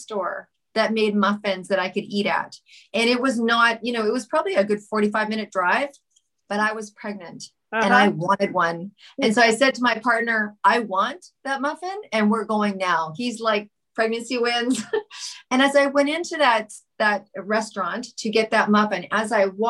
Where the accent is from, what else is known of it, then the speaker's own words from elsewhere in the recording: Vancouver, British Columbia, Canada; also born or lived in Montreal; I am from Vancouver.